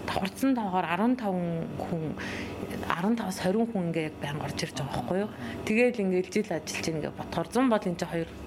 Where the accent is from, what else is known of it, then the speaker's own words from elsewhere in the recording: Mörön, Khövsgöl, Mongolia; also born or lived in Ulaanbaatar; өссөн төрсөн нутаг болох өсгөлтэй ирсэн